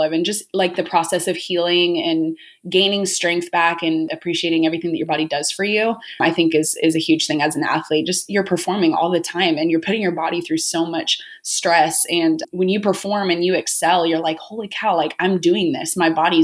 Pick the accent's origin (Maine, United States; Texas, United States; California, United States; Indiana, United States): California, United States; Orange County; I grew up in Orange County, California